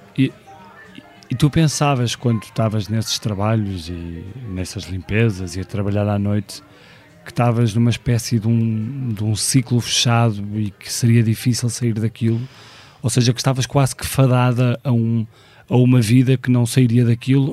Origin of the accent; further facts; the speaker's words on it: Porto, Porto District, Portugal; nasci no Porto